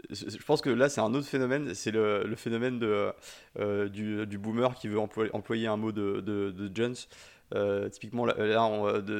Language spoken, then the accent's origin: French; Brittany, France; moi je suis breton